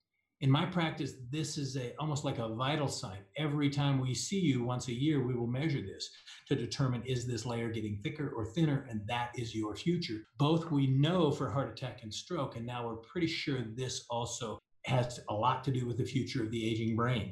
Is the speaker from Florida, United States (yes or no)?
no; Kansas, United States; now in Denver, United States; I grew up in Kansas